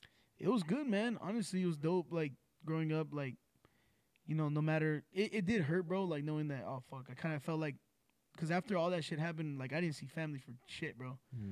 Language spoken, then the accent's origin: English; Rialto, California, United States; also born or lived in Los Angeles, California; And then, I think first grade, I moved out to Rialto. And went to school out here. You know, I grew up out here in Rialto.